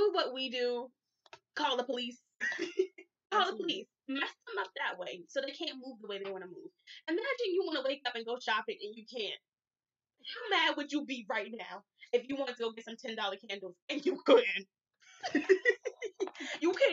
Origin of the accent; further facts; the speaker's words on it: Asbury Park, New Jersey, United States; I was raised in Asbury. You could take the girl out of the hood, even though I still live here.